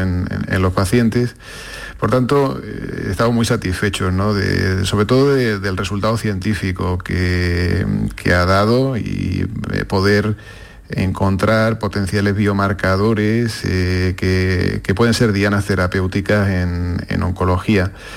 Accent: Córdoba, Andalusia, Spain; also born or lived in Seville; nací en Sevilla, pero bueno, pues, eh, estudié en Córdoba y bueno, pasé toda la adolescencia allí

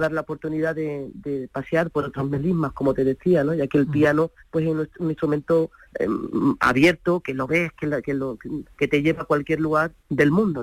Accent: Granada, Andalusia, Spain; moved away as an adult; now in Málaga, Spain; Yo nací en Granada, eh, de la cual me siento orgullosísima, pero bueno, vivo en Málaga

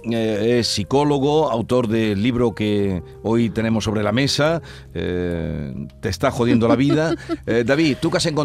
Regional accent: Marbella, Andalusia, Spain; yo soy de Marbella.

